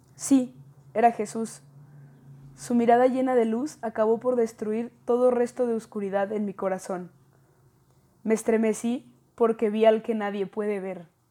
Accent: León, Guanajuato, Mexico; también soy de León, Guanajuato.

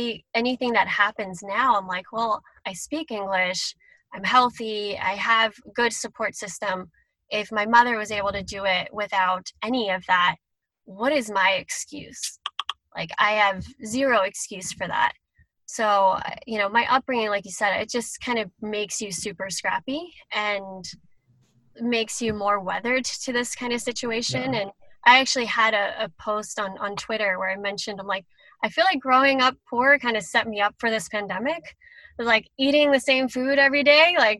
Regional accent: Philadelphia, Pennsylvania, United States; born or raised there

